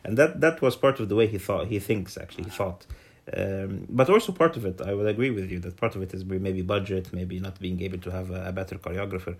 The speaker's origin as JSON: {"language": "English", "region": "Alexandria Governorate", "country": "Egypt", "tie": "born or raised there", "said": "I was born in Alexandria"}